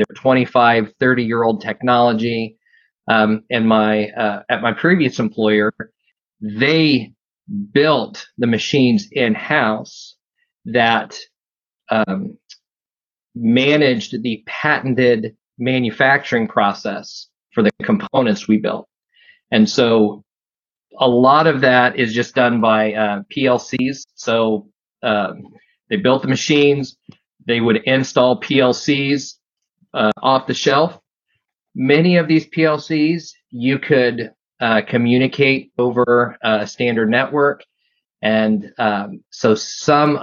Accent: Midwest, United States; where I'm from the Midwest, heart of manufacturing

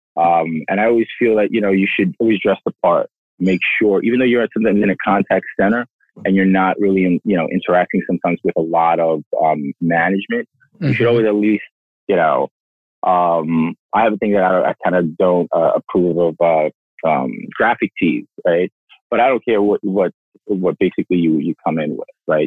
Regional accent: New York City, New York, United States; also born or lived in Nairobi; born and raised in Brooklyn

